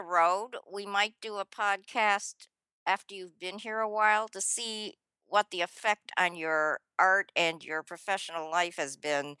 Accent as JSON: {"language": "English", "region": "Illinois", "country": "United States", "tie": "born or raised there", "said": "You know, I grew up in outside Chicago, and Milwaukee was not that far away."}